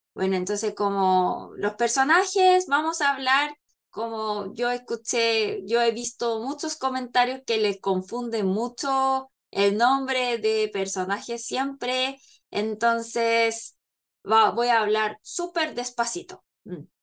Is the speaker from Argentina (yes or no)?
no; South Korea; Spanish is a second language; yo soy coreana y Paloma chilena, entonces claro, como vivimos, vivimos en Corea